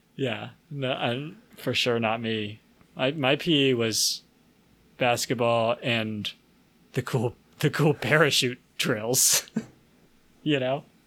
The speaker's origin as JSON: {"language": "English", "region": "the South", "country": "United States", "said": "I'm from the South."}